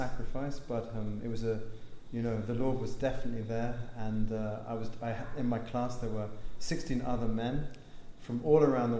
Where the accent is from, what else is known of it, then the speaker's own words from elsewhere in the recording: London, United Kingdom; accent: English; that is an English accent. So I'm from London, England.